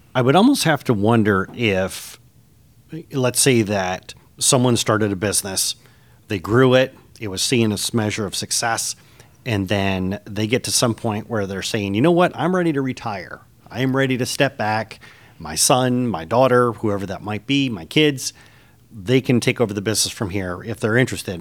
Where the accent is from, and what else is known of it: Michigan, United States; born or raised there; moved away